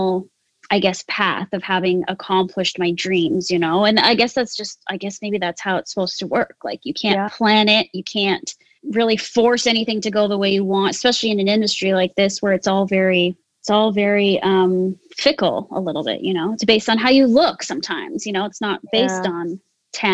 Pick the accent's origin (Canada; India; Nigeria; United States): Canada; I am what's called Yonsei, which is fourth generation Japanese Canadian. So I'm pretty Canadian, not very Japanese